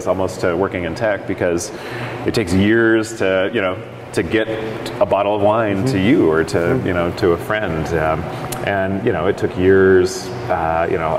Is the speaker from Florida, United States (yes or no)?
no; Oregon coast, United States; also born or lived in San Francisco; I grew up in Oregon, on the Oregon coast